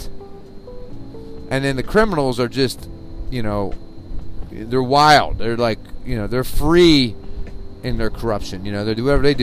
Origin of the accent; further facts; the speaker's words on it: New Jersey, United States; growing up in New Jersey